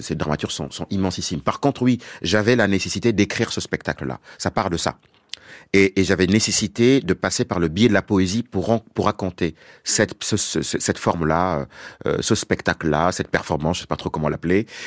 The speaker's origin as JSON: {"language": "French", "country": "Senegal", "said": "je viens du Sénégal"}